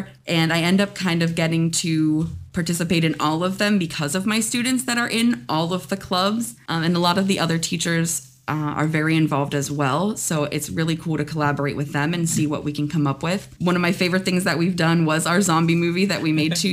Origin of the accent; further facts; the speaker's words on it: Pittsburgh, Pennsylvania, United States; moved away as an adult; now in Florida, United States; I'm born and raised from Pittsburgh.